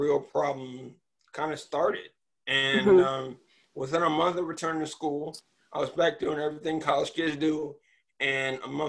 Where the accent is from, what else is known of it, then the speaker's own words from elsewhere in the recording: Richmond, Virginia, United States; born there; also born or lived in Maryland; I was born in Richmond, Virginia. Moved to Upper Marlboro, Maryland, which is where I currently am.